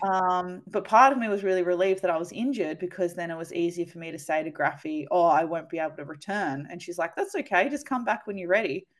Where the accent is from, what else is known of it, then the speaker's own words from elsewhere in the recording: New South Wales, Australia; moved away; also born or lived in Canberra; growing up in New South Wales